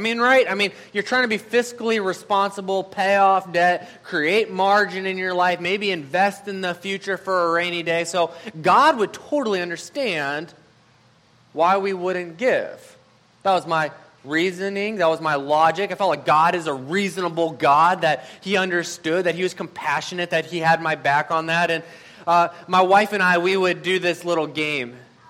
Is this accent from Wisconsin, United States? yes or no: yes; Madison, Wisconsin, United States; And I'm like, I'm from Madison. What is that?